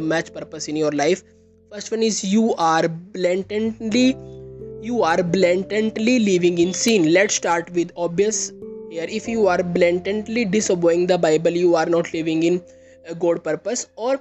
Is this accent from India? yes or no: yes; India; I am from India.